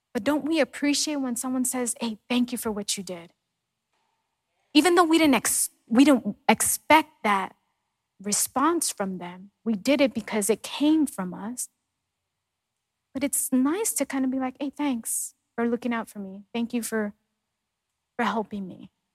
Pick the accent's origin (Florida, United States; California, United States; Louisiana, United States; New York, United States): New York, United States; moved away; growing up in New York